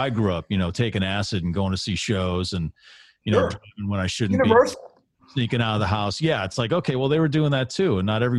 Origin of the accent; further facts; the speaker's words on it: Massachusetts, United States; moved away; I like to say that growing up in Massachusetts, my education of the South was Gone with the Wind and the Dukes of Hazzard